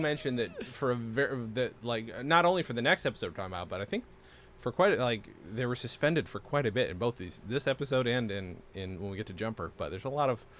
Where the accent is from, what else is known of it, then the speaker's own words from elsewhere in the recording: New York, United States; when you're a kid growing up in New York